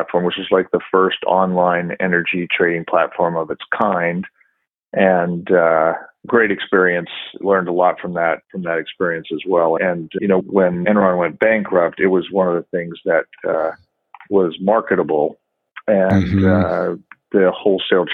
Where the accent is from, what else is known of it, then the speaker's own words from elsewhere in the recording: Saskatchewan, Canada; moved away as an adult; also born or lived in Calgary, Alberta, Canada; now in Houston, United States; I grew up in Canada, in Saskatchewan, Canada. My dad was a farmer.